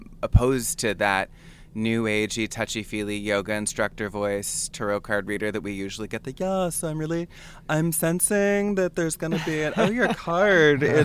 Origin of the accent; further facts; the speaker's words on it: California, United States; I'm from California